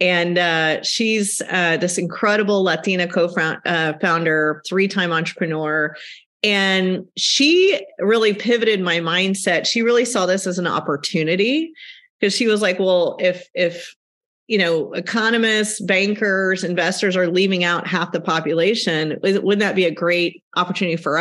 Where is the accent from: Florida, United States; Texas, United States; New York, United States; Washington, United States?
Texas, United States; moved away as an adult; also born or lived in Houston, Texas; now in Sonoma County, United States; I am originally from Texas, where I grew up on a cattle ranch.